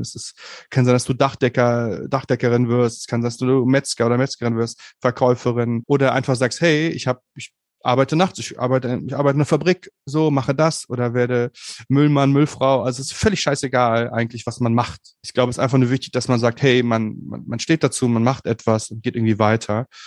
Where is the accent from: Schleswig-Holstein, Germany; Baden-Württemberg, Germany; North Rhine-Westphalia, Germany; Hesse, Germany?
North Rhine-Westphalia, Germany; Bonn; ich komme aus Bonn, aus Bonn Umgebung